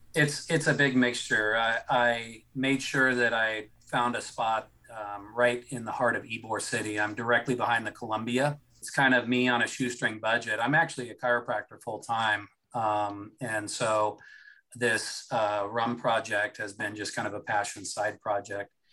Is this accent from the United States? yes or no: yes; Seattle, Washington, United States; now in Florida, United States; I'm uh, originally from out west. I uh, I'm from the Seattle area